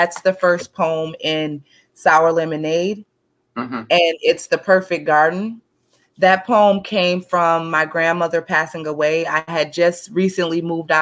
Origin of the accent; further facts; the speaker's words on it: St. Paul, Minnesota, United States; I'm from St. Paul, Minnesota